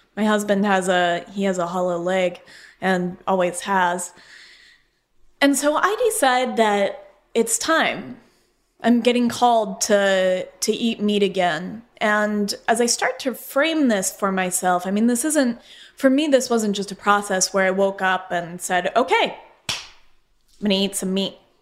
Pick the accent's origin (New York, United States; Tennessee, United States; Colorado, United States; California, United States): Colorado, United States; moved away as an adult; also born or lived in Phoenix, Arizona; I'm from Colorado, and grew up with the plains and the West and just loving all that open space.